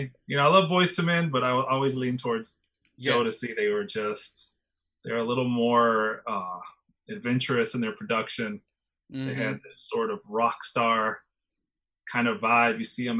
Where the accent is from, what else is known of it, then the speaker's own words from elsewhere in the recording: the South, United States; I'm growing up in the South